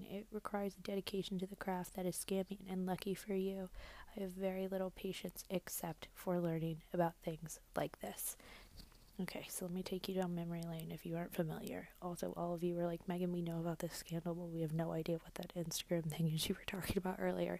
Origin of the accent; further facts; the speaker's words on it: Georgia, United States; now in New York City, United States; I'm from Georgia originally, go dogs. I live in New York City now, and I have for a few years.